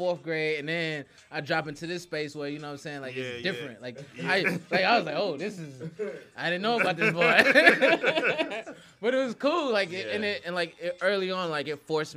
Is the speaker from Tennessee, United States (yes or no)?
yes; Nashville, Tennessee, United States; I grew up in Nashville, Tennessee